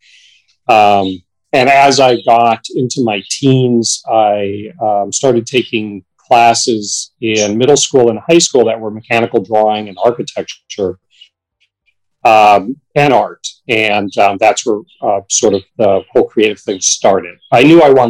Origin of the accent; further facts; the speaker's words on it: Marquette, Michigan, United States; I grew up in Marquette, Michigan, which is in Michigan's Upper Peninsula on Lake Superior